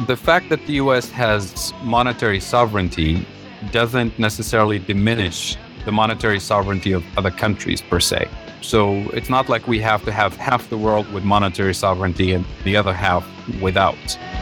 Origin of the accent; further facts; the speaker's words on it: Tunisia; moved away as an adult; also born or lived in Kansas City, Missouri, United States; now in United States; I grew up in Tunisia and North Africa. So I come from a developing country